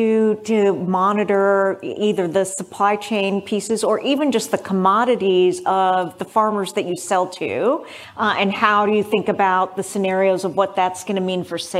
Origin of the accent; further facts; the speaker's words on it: California, United States; as a Californian, I appreciate that.